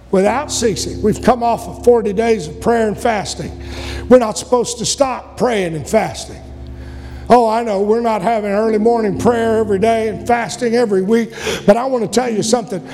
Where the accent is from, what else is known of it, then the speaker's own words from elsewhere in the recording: United States; I'm not going to stop being an American